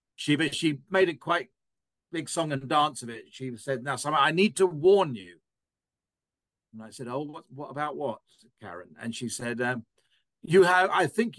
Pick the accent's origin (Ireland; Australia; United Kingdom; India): United Kingdom; England; now in United States; I'm an Englishman at birth